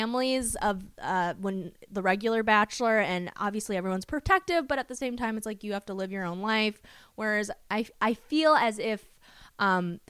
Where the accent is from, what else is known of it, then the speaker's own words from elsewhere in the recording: Minnesota, United States; I'm from Minnesota